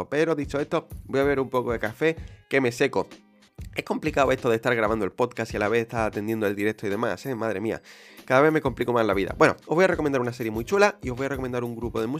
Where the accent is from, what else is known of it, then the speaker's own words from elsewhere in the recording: Spain; Para los que nos queremos ir a vivir a Londres si somos españoles.